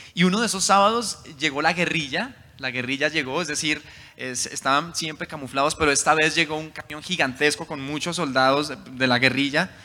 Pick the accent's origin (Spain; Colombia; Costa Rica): Colombia; Soacha, Cundinamarca; also born or lived in Bogotá; en ese lugar crecí, se llama Suacha